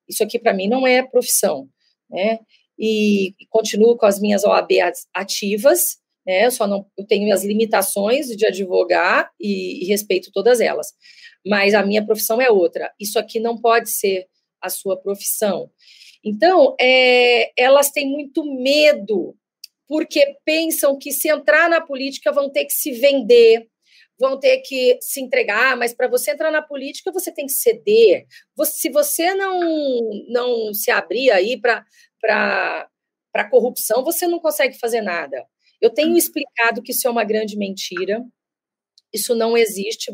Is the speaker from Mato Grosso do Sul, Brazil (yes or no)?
yes; Dourados, Mato Grosso do Sul, Brazil; Dourados, a maior aldeia urbana do mundo, que tem cerca de 17 mil indígenas, que é na cidade que eu nasci